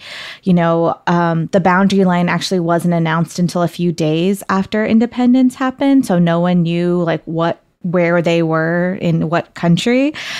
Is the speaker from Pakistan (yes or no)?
yes; Karachi, Sindh, Pakistan; born there; I myself didn't really know the specifics of it until I first went back to Pakistan, where I was born in Karachi.